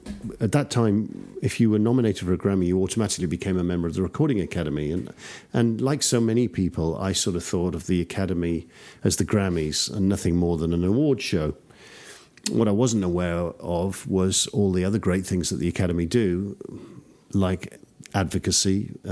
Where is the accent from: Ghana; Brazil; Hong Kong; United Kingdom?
United Kingdom; also born or lived in Texas; now in Austin, United States; it's great being a Brit representing Texans. A British Texan.